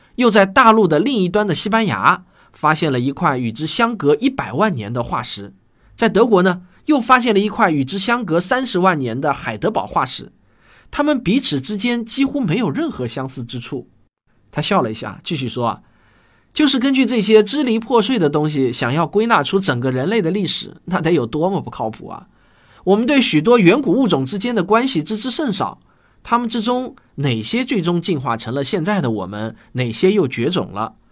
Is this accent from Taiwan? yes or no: no; China; 我们中国人从未想到研究一下这些骨头